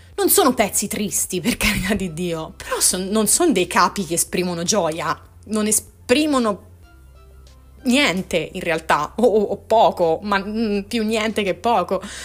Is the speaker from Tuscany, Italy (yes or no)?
yes; Tuscany, Italy; io sono toscana